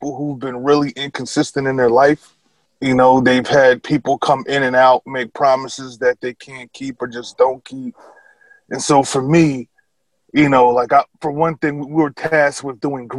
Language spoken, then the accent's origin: English; Albany, New York, United States; also born or lived in Chicopee, Massachusetts; I was born and raised in Albany, New York.